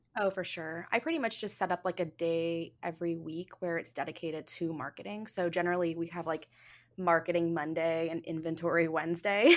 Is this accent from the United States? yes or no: yes; Jupiter, Florida, United States; I grew up in Jupiter, which is like preppy, you know, capital of the world